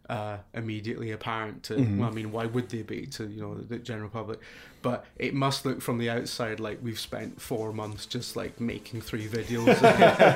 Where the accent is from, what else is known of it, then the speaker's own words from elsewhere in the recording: Wales, United Kingdom; moved away; I was born in Wales.